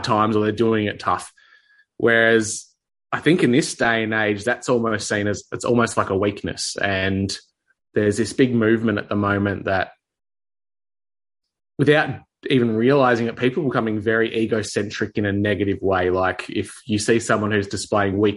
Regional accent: Victoria, Australia; Especially in my case, Victoria, which is, as a lot of people in my country would know, had the hardest restrictions, mandates, lockdowns, the most totalitarian New World Order type of stuff rolled out, was all in my home state

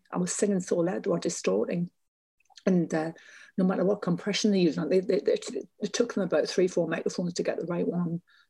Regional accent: North East England coast, United Kingdom; I performed with him in my hometown. He performed on the coast in an ice rink, because we didn't have a big arena back then.

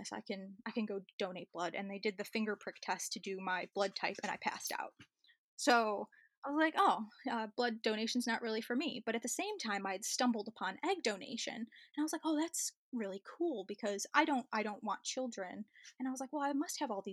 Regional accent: Chicago, Illinois, United States; moved away as an adult; also born or lived in New South Wales Central Coast, Australia; now in New South Wales, Australia; I'm originally from Chicago and I moved to Australia about 10 years ago

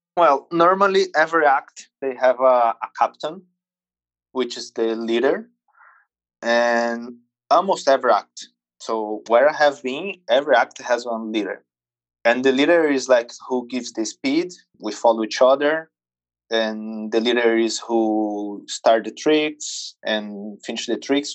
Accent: Brazil; English is a second language; I was born in Brazil, circus family, grow up in, at the circus

